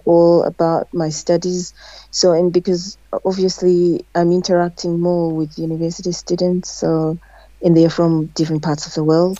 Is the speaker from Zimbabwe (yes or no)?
yes; Zimbabwe; also born or lived in Newcastle, United Kingdom; I'm from Zimbabwe. I'm Zimbabwean